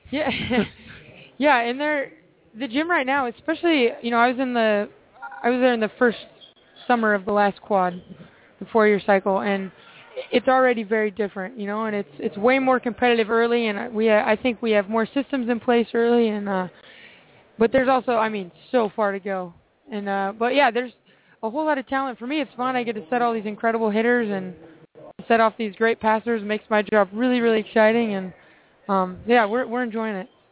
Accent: Seattle, Washington, United States; I'm from Seattle

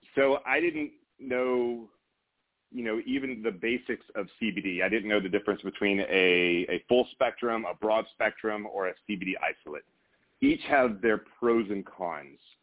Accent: Meridian, Mississippi, United States; I grew up in Meridian, Mississippi, uh, not super far from you, I think, just a couple of hours

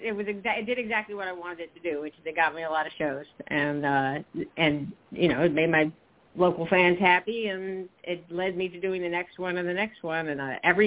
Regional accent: South Carolina, United States; now in New Jersey, United States; Okay, well, I'm originally from South Carolina, and I have been relocated to New Jersey. A culture shock.

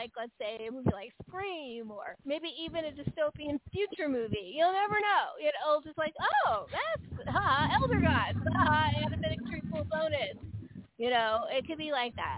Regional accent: San Francisco, California, United States; now in the South, United States; I grew up in San Francisco.

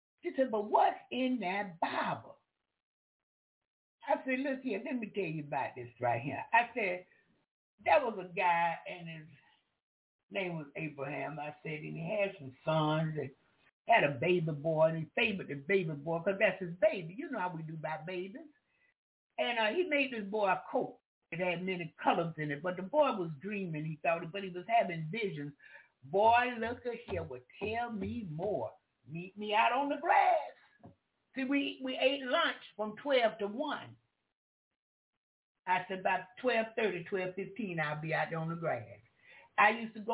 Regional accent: Jacksonville, Florida, United States; I'm from Florida. I'm from Duval County

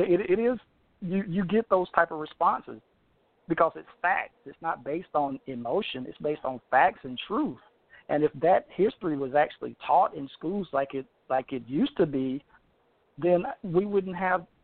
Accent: Deep South, United States; I was born in the Deep South

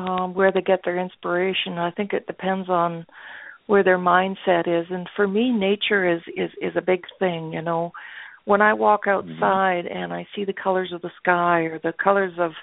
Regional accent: Winnipeg, Manitoba, Canada; I come from Canada, Winnipeg, Manitoba, to be exact.

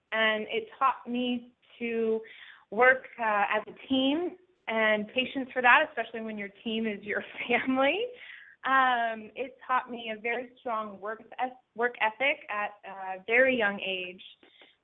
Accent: Spotsylvania, Virginia, United States; I'm from Spotsylvania, Virginia, which is a small town in Virginia, about 60 miles south of Washington, D.C., born and raised there

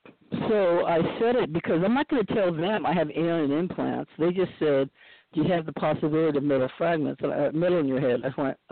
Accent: Boston, Massachusetts, United States; born there; also born or lived in New York / California; I was born in Boston, and then we lived in New York for a while. So then we came to California.

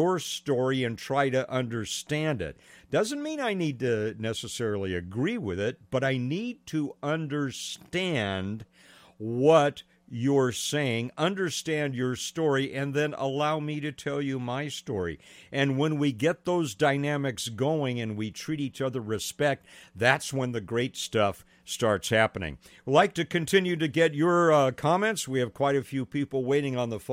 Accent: Pasadena, California, United States; I grew up in Northwest Pasadena

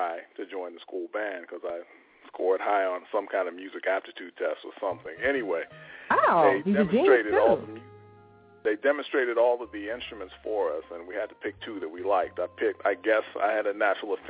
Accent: Pittsburgh, Pennsylvania, United States; I'm from Pittsburgh

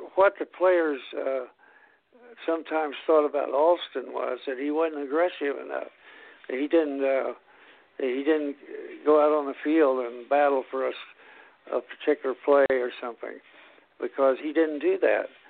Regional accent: Indiana, United States; my home state.

